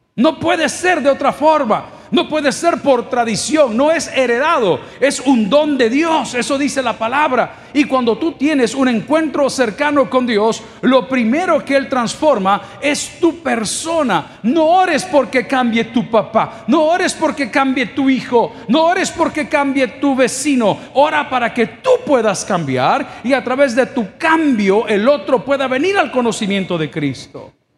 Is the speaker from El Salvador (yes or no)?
yes; El Salvador; ¿Cuántos somos orgullosamente salvadoreños?